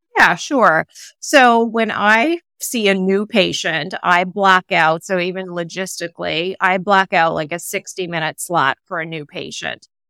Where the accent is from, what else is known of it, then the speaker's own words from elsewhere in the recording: Canada; moved away as an adult; also born or lived in Seattle; now in Connecticut, United States; my husband and I are both Canadian